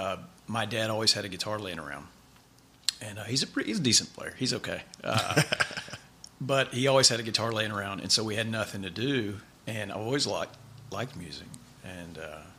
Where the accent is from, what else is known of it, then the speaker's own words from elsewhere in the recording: Mansfield, Louisiana, United States; also born or lived in Grand Cane, Louisiana; I grew up in Mansfield, Louisiana.